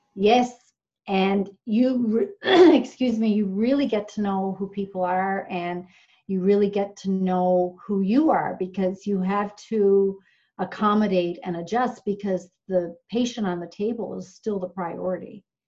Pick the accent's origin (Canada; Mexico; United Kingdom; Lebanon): Canada; Newfoundland and Labrador; moved away; I grew up in Newfoundland, we would have education week